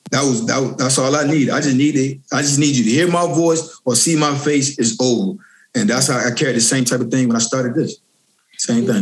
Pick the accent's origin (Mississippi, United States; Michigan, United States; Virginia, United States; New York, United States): Virginia, United States; Richmond; also born or lived in Norfolk, Virginia; I'm born and raised in Richmond, Virginia. Then I moved down to Norfolk, Virginia